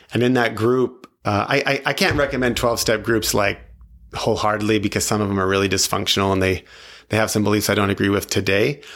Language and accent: English; New Mexico, United States; moved away; also born or lived in Tri-Cities, Washington / Palm Springs, California; I grew up in, I grew up in New Mexico, but I was in Washington, Eastern Washington